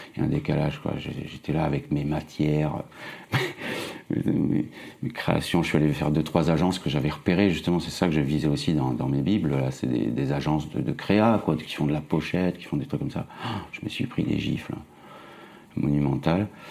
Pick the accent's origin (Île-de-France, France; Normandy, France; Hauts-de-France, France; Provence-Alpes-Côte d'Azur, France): Provence-Alpes-Côte d'Azur, France; Nice; moved away as an adult; also born or lived in Toulouse / Paris; now in Romainville, France; je suis né en 70 à Nice, voilà, sous le soleil. Et puis j'ai fait mes études là-bas, euh, de graphiste, euh, après le bac